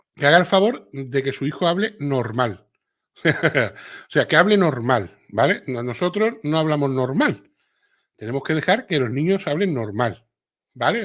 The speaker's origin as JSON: {"language": "Spanish", "region": "Andalusia", "country": "Spain", "accent": "Andalusian", "said": "a los andaluces no se nos entiende"}